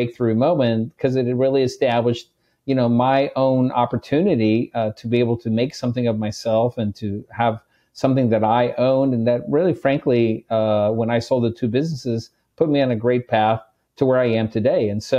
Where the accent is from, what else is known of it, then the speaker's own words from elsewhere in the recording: Chula Vista, California, United States; I come from a poor background. I grew up in Chula Vista, California. My mom was a housekeeper. My dad was a tailor.